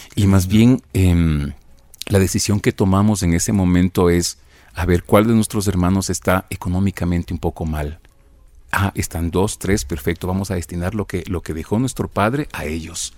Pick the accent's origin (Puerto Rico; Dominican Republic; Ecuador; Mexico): Ecuador; Conocoto, Pichincha; Yo, nací en Conocoto, en el Valle de los Chillos